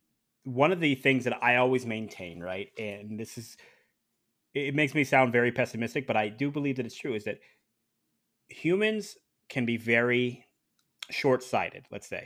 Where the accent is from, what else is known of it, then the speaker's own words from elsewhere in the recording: Ohio, United States; But I'm originally from Ohio, so I'm very familiar with black ice.